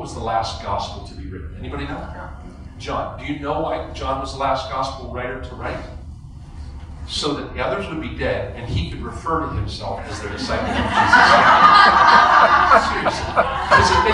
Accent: Western Pennsylvania, United States; I'm from Western Pennsylvania. That's coal country

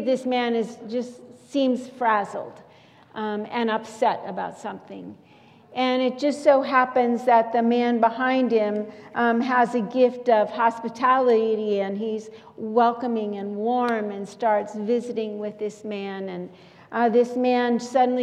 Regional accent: St. Louis, Missouri, United States; moved away; St. Louis Cardinals baseball game, my hometown team

